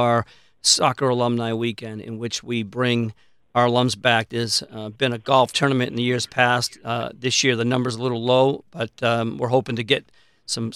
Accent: New Hampshire, United States; moved away as an adult; I'm from New England, from New Hampshire

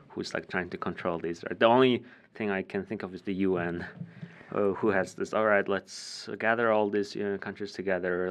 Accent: Ulaanbaatar, Mongolia; moved away; I was born and raised in Ulaanbaatar

